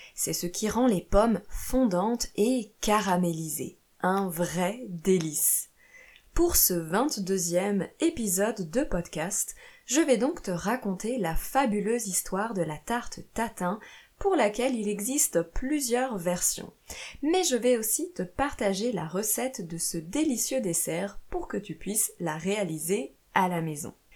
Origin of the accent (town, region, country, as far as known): France; also born or lived in Italy / Portugal / Brazil